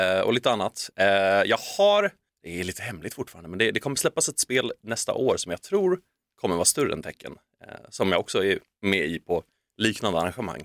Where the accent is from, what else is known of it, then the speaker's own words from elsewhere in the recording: Sweden; moved away as an adult; also born or lived in Tokyo, Japan; som svensk